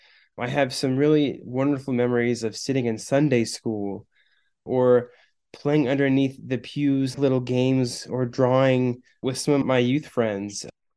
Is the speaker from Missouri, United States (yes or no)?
yes; Branson, Missouri, United States; also born or lived in Michigan; While I was born in Michigan, my parents moved from there when I was about 18 months to Branson, Missouri.